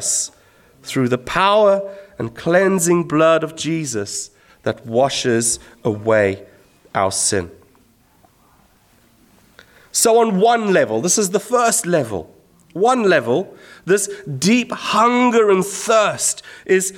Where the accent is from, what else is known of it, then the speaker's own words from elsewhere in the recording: Zimbabwe; When I was a teenager growing up in Zimbabwe